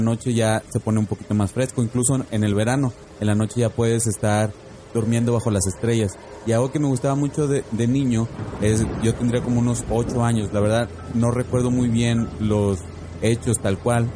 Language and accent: Spanish; Monterrey, Nuevo León, Mexico; now in Phoenix, United States; yo soy oriundo de Monterrey